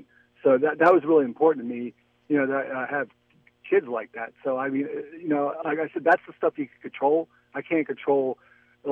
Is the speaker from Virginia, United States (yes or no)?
no; Philadelphia, Pennsylvania, United States; also born or lived in Lafayette, California; now in Orinda, United States; I grew up like in Philadelphia, which was a very a diverse city